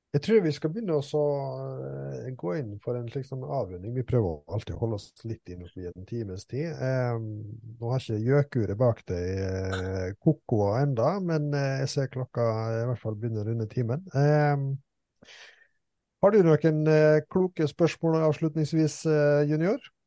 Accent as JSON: {"language": "Norwegian", "region": "Østfold", "country": "Norway", "said": "vi kommer jo fra Norges ledende fotballfylke"}